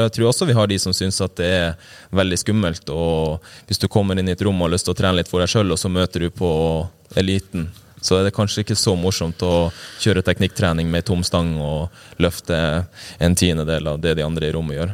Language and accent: Norwegian; Øksfjord, Troms og Finnmark, Norway; kommer ja, fra ei lita bygd i uh, Kystfinnmark som heter Øksfjord